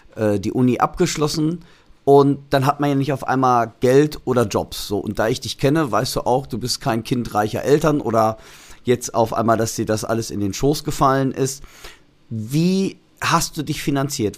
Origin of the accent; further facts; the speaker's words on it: Germany; also born or lived in Los Angeles; als Deutscher